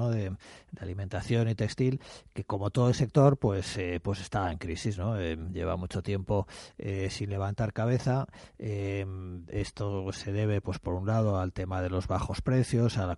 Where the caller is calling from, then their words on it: Madrid, Community of Madrid, Spain; Buenos días